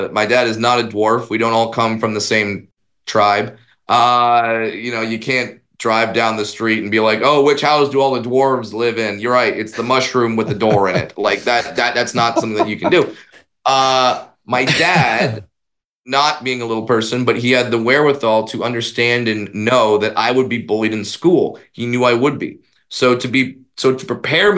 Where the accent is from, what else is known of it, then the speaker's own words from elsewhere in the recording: Orange County, California, United States; I grew up in Orange County, California